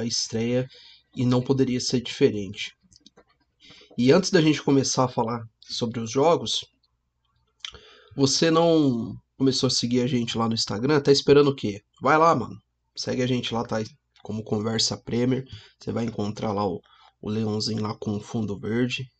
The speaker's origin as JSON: {"language": "Portuguese", "town": "Cambé", "region": "Paraná", "country": "Brazil", "said": "A gente é do Paraná, a gente fala aqui do norte do Paraná, a gente fala da cidade de Cambé, próxima aqui de Londrina"}